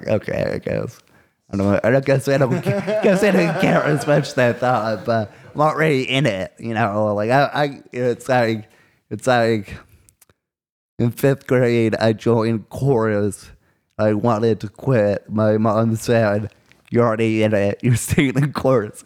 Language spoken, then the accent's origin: English; Yorktown, Virginia, United States; I'm from Yorktown, baby. Straight out of Yorktown